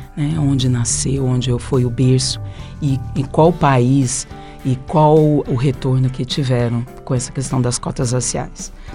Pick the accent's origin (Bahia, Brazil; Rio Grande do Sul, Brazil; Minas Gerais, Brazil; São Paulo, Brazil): São Paulo, Brazil; eu sou paulista